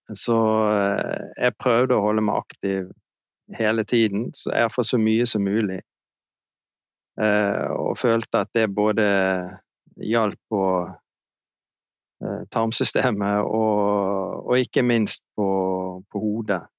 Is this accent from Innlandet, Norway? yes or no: no; Bergen, Vestland, Norway; Jeg er fra Bergen, 58 år.